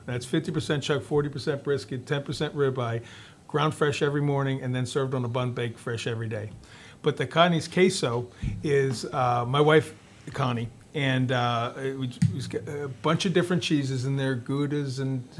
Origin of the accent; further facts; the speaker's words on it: Philadelphia, Pennsylvania, United States; moved away; I'm from Philadelphia, and cheesesteak's kind of important.